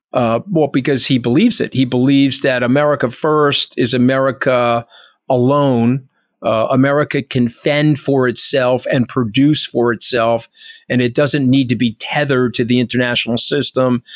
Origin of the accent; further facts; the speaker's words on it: New York, United States; I'm a New Yorker